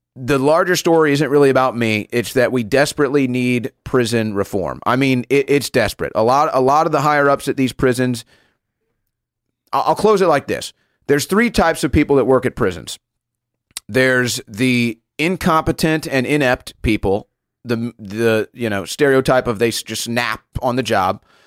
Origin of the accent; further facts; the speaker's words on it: St. Louis, Missouri, United States; Saint Louis, Missouri, my hometown